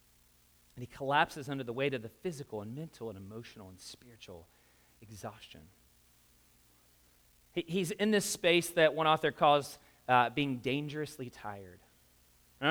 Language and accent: English; the South, United States; I grew up in the South